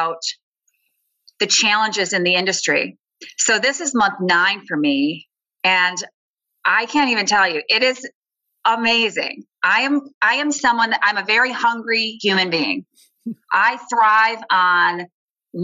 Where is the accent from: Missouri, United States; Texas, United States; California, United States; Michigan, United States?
Michigan, United States; Lansing; growing up in Lansing, most of my family members worked